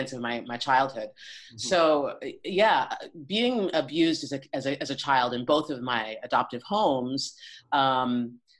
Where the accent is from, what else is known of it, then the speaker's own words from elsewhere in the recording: Boulder, Colorado, United States; also born or lived in Lake Garda region, Italy; now in Italy; I grew up in Boulder, Colorado. I was born in Colorado Springs, but I grew up in Boulder, Colorado.